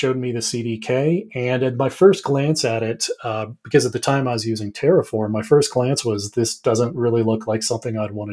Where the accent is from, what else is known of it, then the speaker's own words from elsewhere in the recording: Colorado, United States; also born or lived in Southwest Virginia; born and raised here in Colorado